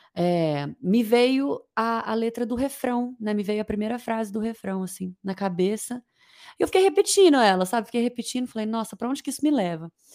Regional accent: Uberlândia, Minas Gerais, Brazil; also born or lived in Uberaba / Niterói / London; eu nasci em Uberaba, mas eu vivi, eu vivi em Uberlândia a vida inteira

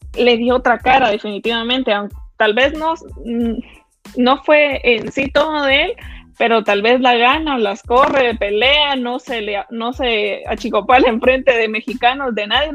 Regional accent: Guatemala; como guatemaltecos

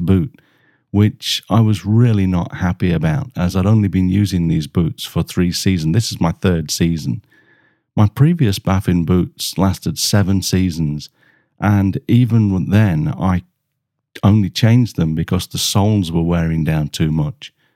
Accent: Germany; from Germany

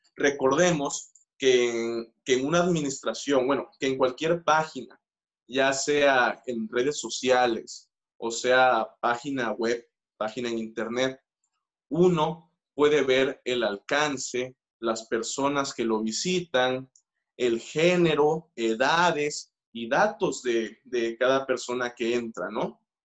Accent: Mexico; nuestra naturaleza como mexicanos

